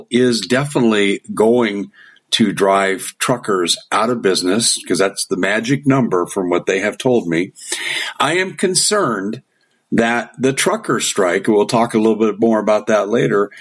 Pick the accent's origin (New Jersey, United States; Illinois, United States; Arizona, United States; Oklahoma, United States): Arizona, United States; I'm from Arizona